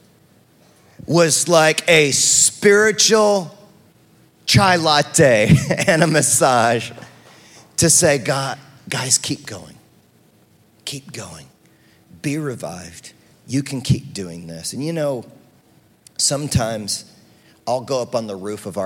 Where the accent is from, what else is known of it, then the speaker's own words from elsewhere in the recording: United States; I'm an American